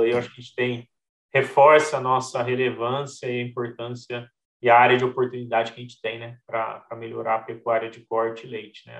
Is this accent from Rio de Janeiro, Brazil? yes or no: no; São Paulo, Brazil; also born or lived in Santo Antônio da Alegria, São Paulo; Eu nasci na capital, em São Paulo, né? Uhum. Minha família tinha família no interior de São Paulo. E aí meus pais resolveram simplesmente largar tudo em São Paulo, mudar lá para o interior, ali na cidade de Santo Antônio da Alegria.